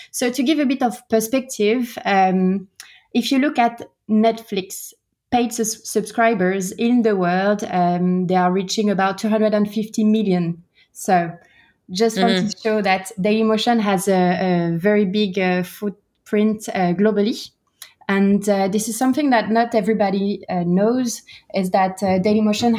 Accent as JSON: {"language": "English", "region": "Brittany", "country": "France", "also_born_or_lived": "United States / Singapore / United Kingdom", "moved": "yes", "said": "I am from Brittany. I'm French."}